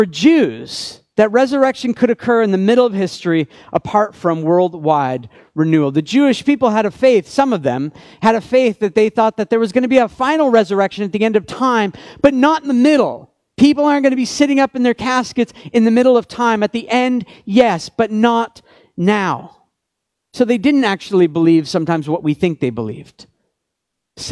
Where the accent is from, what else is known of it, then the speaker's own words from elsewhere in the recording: Canada; I'm Canadian